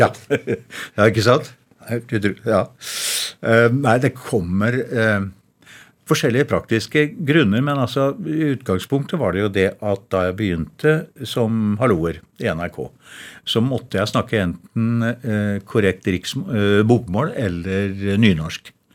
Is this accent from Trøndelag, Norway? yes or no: yes; Verdal, Trøndelag, Norway; accent: Innherred dialect (Trøndelag); moved away; Jeg er jo fra Verdalen da, og snakker kav-Innherredsdialekt